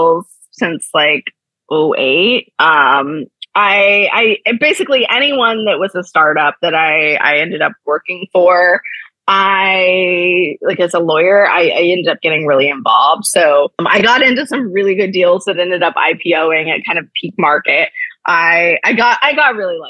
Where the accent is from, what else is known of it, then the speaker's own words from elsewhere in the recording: Ohio, United States; moved away; I'm originally from Ohio